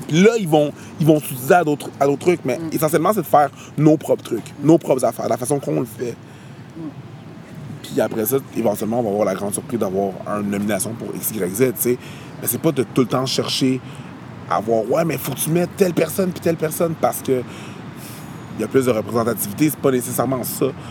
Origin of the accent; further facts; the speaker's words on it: Longueuil, Quebec, Canada; also born or lived in Montreal; j'habite à Montréal, puis je viens de la banlieue de Montréal, je viens de Longueuil